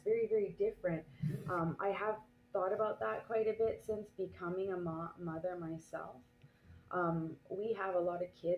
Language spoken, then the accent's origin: English; Canada; now in France; I am Canadian anyways, I have been living here for a while